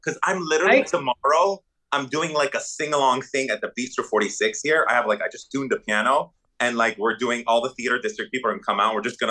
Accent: Dubai, United Arab Emirates; born there; I was born in Dubai in the Middle East, in the desert.

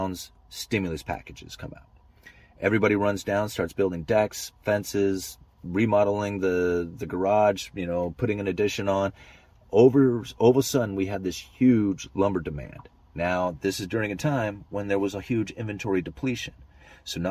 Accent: Pacific Northwest, United States; I am from the Pacific Northwest

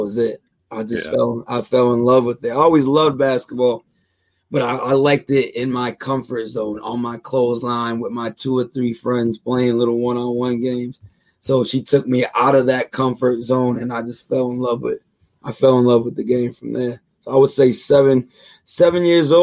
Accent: United States; I grew up in the Bay Village with my grandmother and my mother

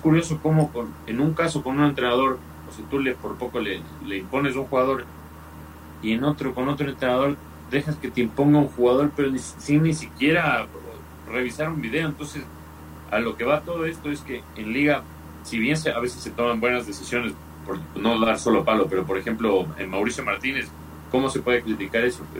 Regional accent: Ecuador

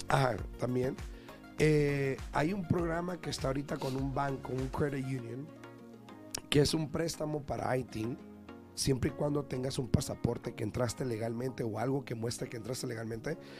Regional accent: Mexico; now in United States; yo vengo de México

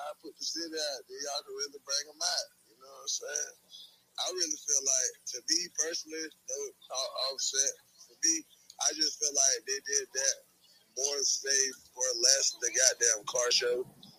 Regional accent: Florida, United States; Like, bitch, I'm from Florida. Straight up.

